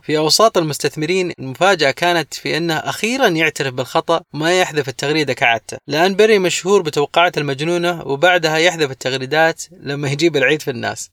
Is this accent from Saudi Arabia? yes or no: yes; Saudi Arabia; عندنا في السعودية